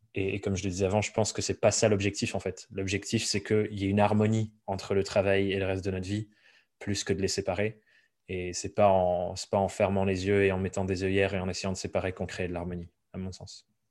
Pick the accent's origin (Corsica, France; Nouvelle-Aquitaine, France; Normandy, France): Nouvelle-Aquitaine, France; Dordogne; moved away as an adult; also born or lived in Paris; j'ai grandi en Dordogne